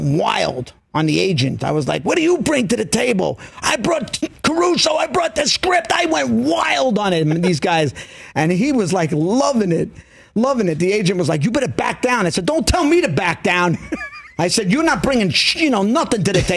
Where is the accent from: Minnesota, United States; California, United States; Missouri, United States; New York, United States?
New York, United States; New York City; We're both from Queens